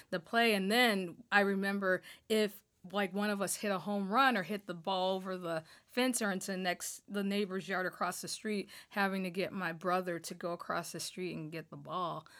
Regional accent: Toledo, Ohio, United States; now in Michigan, United States; I grew up in Northwest Ohio, um, a community called Point Place

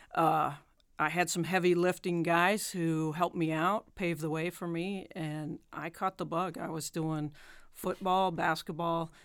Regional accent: Boulder, Colorado, United States; moved away; I grew up in Boulder, Colorado

